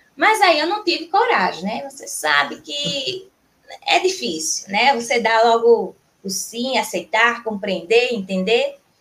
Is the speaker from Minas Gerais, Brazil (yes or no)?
no; João Pessoa, Paraíba, Brazil; sou natural de João Pessoa, na Paraíba